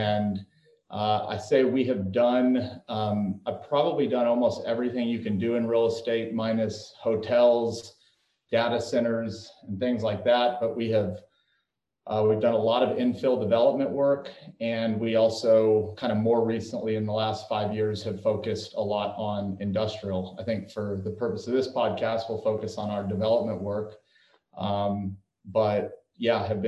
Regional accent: El Paso, Texas, United States; moved away as an adult; now in Fort Worth, United States; I was born and raised in El Paso, Texas, and lived there throughout high school.

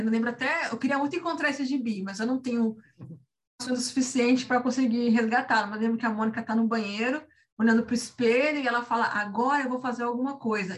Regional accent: São Paulo, Brazil; Eu cresci no, no no extremo da, da cidade, na Zona Leste, bem no extremo da Zona Leste, São Paulo, nascida e criada lá no Itaim Paulista.

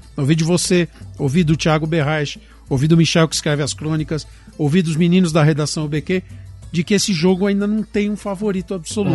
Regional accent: Brazil; por ser brasileiro

